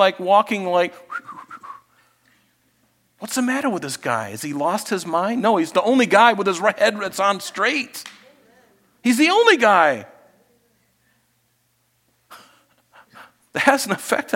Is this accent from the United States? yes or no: yes; Florida, United States; I grew up in Florida.